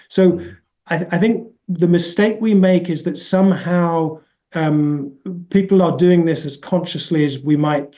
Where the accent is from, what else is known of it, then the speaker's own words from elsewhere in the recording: United Kingdom; I mean, I'm British.